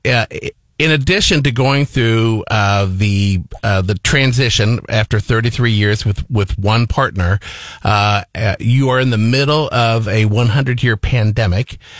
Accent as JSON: {"language": "English", "town": "Liberty", "region": "Missouri", "country": "United States", "tie": "born or raised there", "moved": "yes", "lives_now": "Columbia, United States", "said": "my family's from Liberty."}